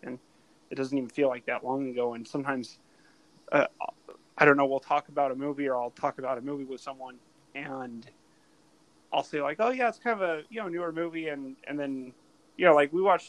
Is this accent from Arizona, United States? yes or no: yes; Arizona, United States; also born or lived in Southern California; I grew up more in Arizona than in California when we think about most of my life.